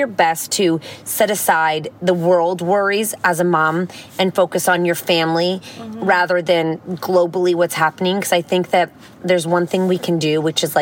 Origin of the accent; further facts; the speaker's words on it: United States; I'm American